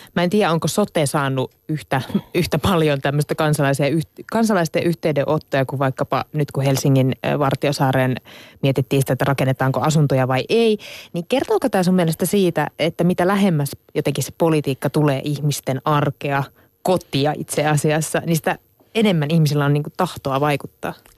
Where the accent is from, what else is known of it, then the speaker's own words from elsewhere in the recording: Central Ostrobothnia, Finland; Mä oon Keski-Pohjanmaalta itse kotossa